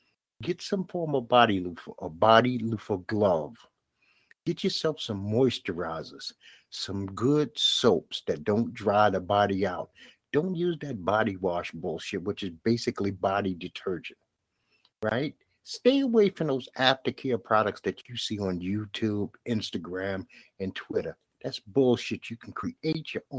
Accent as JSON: {"language": "English", "town": "New York City", "region": "New York", "country": "United States", "tie": "born or raised there", "said": "I'm from Bed-Stuy"}